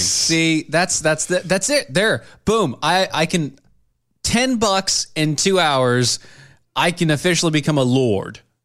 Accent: United States; I'm an American

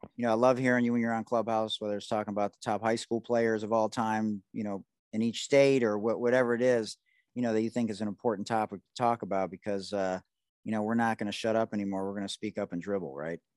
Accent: Detroit, Michigan, United States; I'm from Detroit

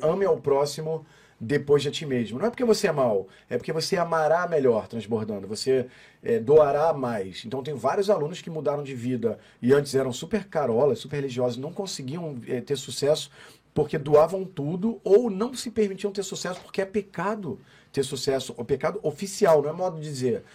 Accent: Brazil; a gente é brasileiro

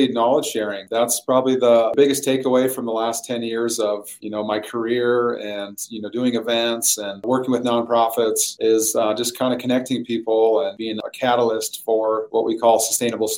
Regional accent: Williston, North Dakota, United States; I'm from Northwest North Dakota originally

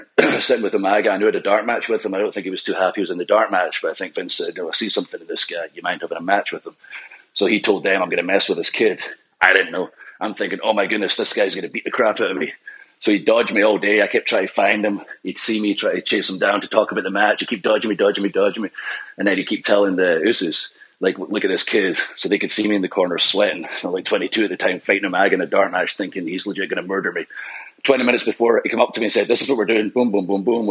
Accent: Scotland, United Kingdom; with ICW in Scotland being Scottish also

